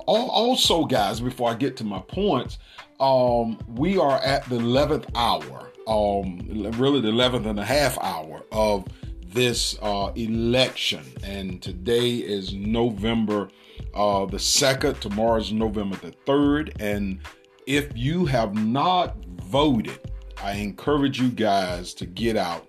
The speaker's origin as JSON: {"language": "English", "country": "United States"}